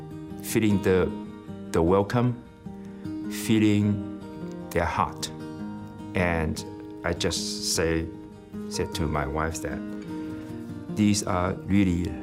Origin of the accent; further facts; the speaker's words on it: China; moved away as an adult; I'm from China